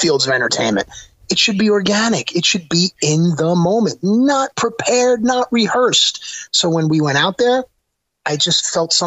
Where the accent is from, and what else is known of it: the Meadowlands, New Jersey, United States; born or raised there